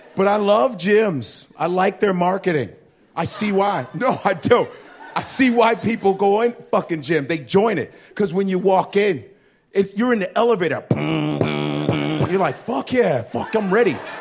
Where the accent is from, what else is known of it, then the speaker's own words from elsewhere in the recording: Chicago, Illinois, United States; I grew up in Chicago, Nigeria